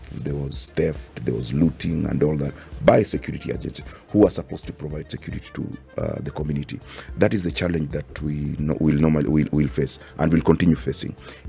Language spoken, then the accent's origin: English; Busia, Busia County, Kenya; by the way, I come from Busia, so I've also lived partly in that insecurity.